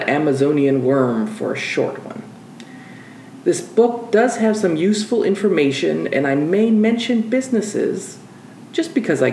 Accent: United States; accent: American; also born or lived in Peru; my American accent

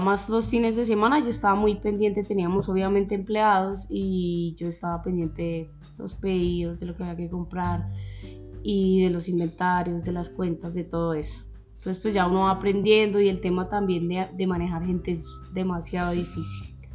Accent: Zipaquirá, Cundinamarca, Colombia; yo nací acá en Zipaquirá, toda la vida he vivido acá en Zipaquirá.

